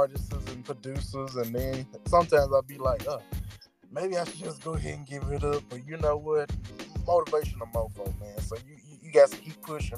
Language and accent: English; Grenada, Mississippi, United States; also born or lived in Vicksburg, Mississippi; But now I'm moved to Grenada, Mississippi. Well, I've been down here pretty much since I was 3 or 2